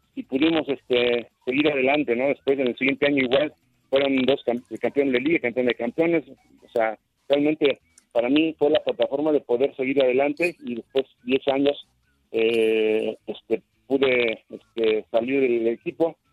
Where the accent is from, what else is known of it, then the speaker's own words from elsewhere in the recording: Mexico; como mexicanos que somos